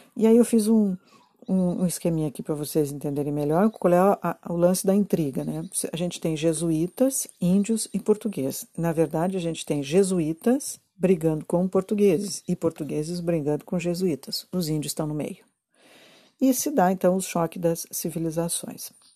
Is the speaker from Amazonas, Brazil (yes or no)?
no; Rio Grande do Sul, Brazil; eu sou gaúcha e eu conheço essa zona aqui